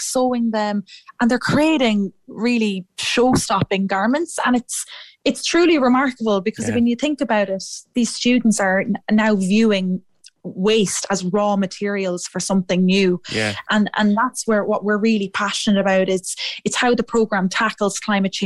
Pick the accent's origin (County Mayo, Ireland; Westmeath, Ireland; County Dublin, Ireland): Westmeath, Ireland; Athlone; moved away as an adult; also born or lived in Edinburgh; I'm from Athlone myself